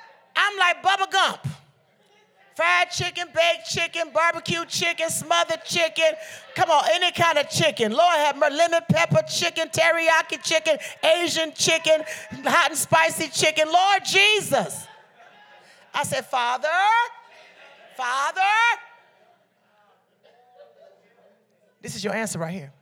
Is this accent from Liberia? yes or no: yes; Liberia; I'm Liberian from the Bassa tribe